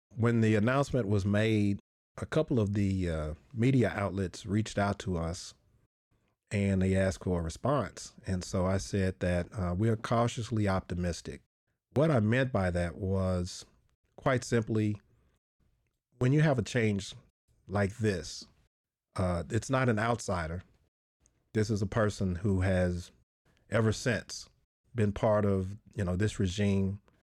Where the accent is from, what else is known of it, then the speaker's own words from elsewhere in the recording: Nashville, Tennessee, United States; I'm from Nashville. That's where I started.